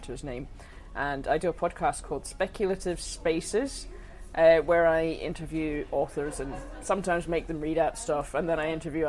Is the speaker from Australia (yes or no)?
yes; Australia; now in Glasgow, United Kingdom; I'm from Australia